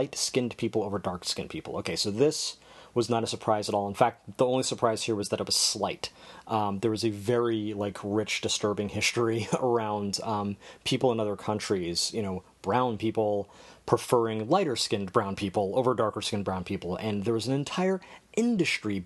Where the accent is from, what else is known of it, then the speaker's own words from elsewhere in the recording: United States; growing up in America